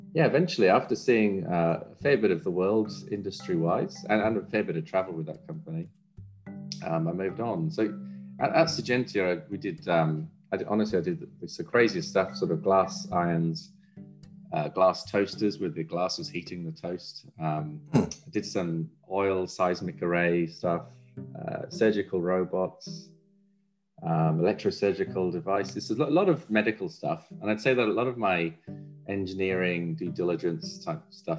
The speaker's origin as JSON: {"language": "English", "region": "Wales", "country": "United Kingdom", "tie": "born or raised there", "also_born_or_lived": "Cambridge, England", "moved": "as an adult", "lives_now": "Brisbane, Australia", "said": "I was born in Wales on a dairy farm"}